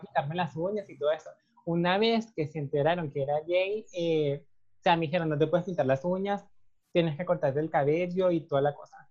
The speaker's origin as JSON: {"language": "Spanish", "town": "Caracas", "region": "Capital District", "country": "Venezuela", "tie": "born or raised there", "moved": "as an adult", "lives_now": "Costa Rica", "said": "yo nací en Caracas, eh, viví prácticamente toda mi vida en Caracas hasta que me vine para acá."}